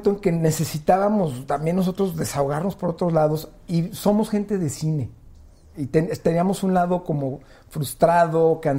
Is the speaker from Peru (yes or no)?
no; Mexico; Fíjate, la malagueña, soy puro mexicano, el herradero, mi preferida.